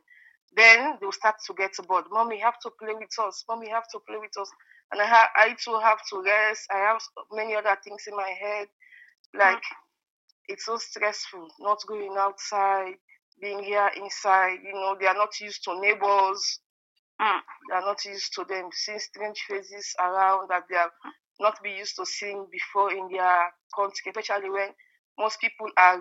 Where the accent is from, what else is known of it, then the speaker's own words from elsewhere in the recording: Sierra Leone; moved away as an adult; now in Germany; I'm from Sierra Leone, and a small country in West Africa.